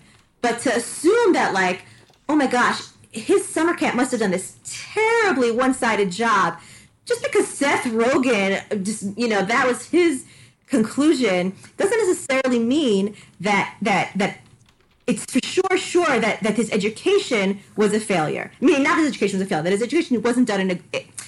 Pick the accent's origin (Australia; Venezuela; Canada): Canada; I'm also from Canada.